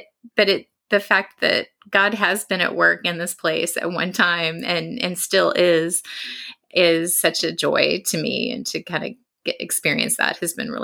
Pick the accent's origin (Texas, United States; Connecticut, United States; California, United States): Texas, United States; Austin; moved away as an adult; also born or lived in Germany; now in London, United Kingdom; Growing up in Texas my whole life